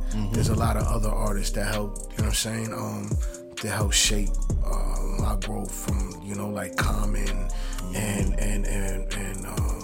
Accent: New York City, New York, United States; I'm from Queens

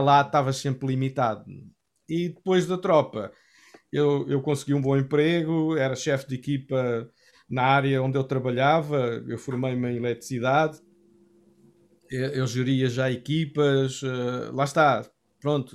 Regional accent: Cascais, Lisbon, Portugal; eu cresci na Assembleia de Deus, fazia parte da Assembleia de Deus de Cascais

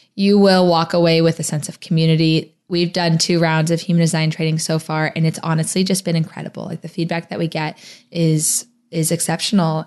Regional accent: Phoenix, Arizona, United States; moved away as an adult; also born or lived in New Orleans, Louisiana; my hometown of Phoenix, Arizona, but I used to live in New Orleans

